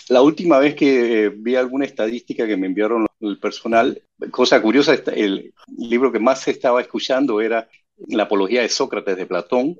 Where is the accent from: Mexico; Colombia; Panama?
Panama; yo soy el único panameño